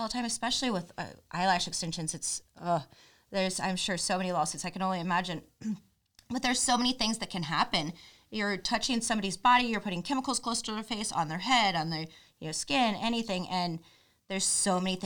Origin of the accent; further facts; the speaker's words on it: Missouri, United States; I'm from Missouri